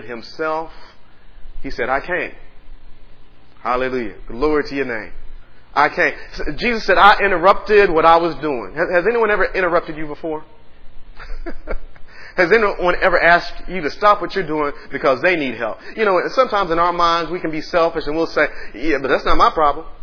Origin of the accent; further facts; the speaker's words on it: Dallas, Texas, United States; now in Austin, United States; I'm from Dallas